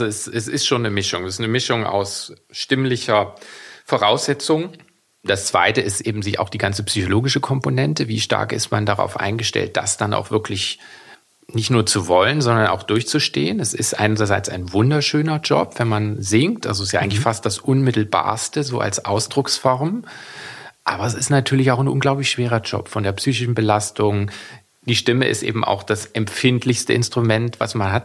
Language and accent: German; Weimar, Thuringia, Germany; Ich bin ja in Weimar aufgewachsen